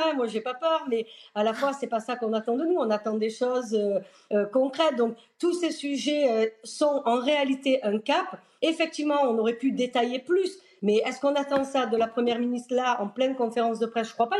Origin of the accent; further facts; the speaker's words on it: France; on est français